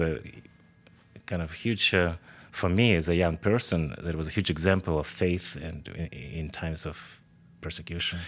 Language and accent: English; Kharkiv, Kharkiv Oblast, Ukraine; moved away as an adult; now in Spartanburg, United States; I'm from Ukraine. That's why I was born in uh, second largest city, city uh, Kharkiv.